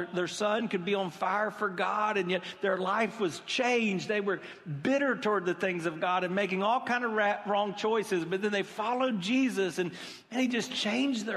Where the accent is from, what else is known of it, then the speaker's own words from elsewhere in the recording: United States; We're American